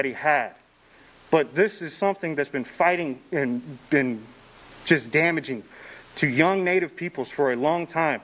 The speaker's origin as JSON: {"language": "English", "town": "Lawrence", "region": "Kansas", "country": "United States", "tie": "born or raised there", "said": "I grew up in Lawrence"}